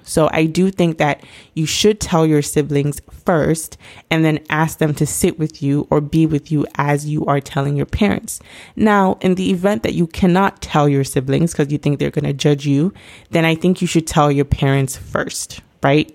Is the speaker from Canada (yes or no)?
no; Nigeria; me being Nigerian myself